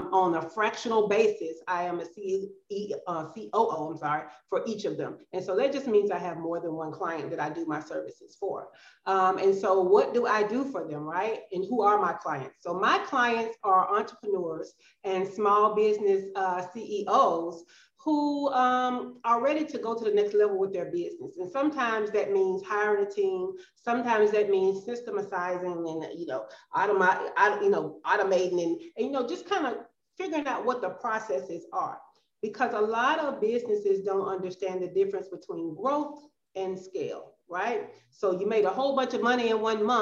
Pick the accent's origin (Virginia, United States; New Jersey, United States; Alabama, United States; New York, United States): Alabama, United States; Birmingham; moved away as an adult; also born or lived in Georgia; now in Playa del Carmen, Mexico; I am from Birmingham, Alabama. That is where I was raised. That is my hometown